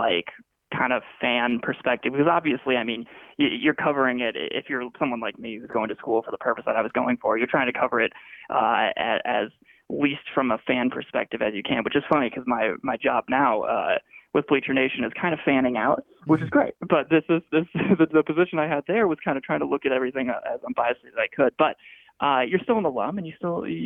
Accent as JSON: {"language": "English", "town": "Chicago", "region": "Illinois", "country": "United States", "tie": "born or raised there", "said": "I grew up in the Chicagoland area"}